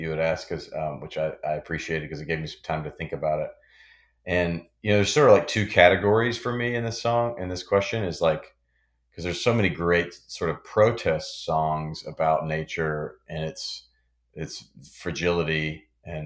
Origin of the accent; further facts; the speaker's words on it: Memphis, Tennessee, United States; Memphis, which is my hometown